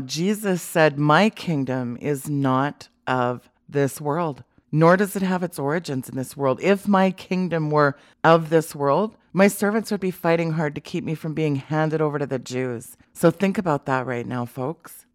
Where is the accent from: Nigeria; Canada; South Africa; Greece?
Canada; as a Canadian